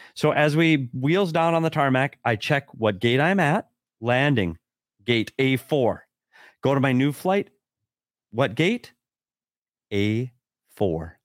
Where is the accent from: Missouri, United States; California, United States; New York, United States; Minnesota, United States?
Minnesota, United States; It's my home state